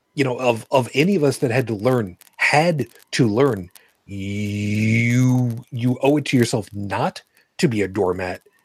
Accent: New York City, New York, United States; moved away; also born or lived in Trenton, New Jersey; I was born in Brooklyn

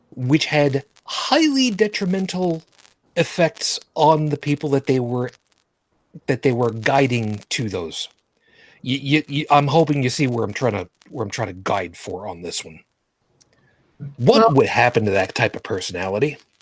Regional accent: New York City, New York, United States; moved away; also born or lived in Long Island; I was born in Brooklyn, New York.

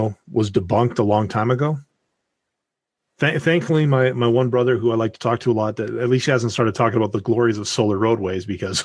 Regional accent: Canada; I'm Canadian

